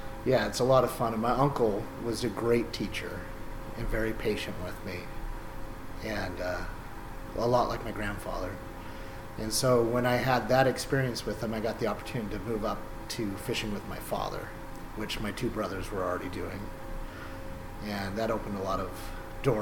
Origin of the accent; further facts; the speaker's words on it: Petersburg, Alaska, United States; I was born and raised in Petersburg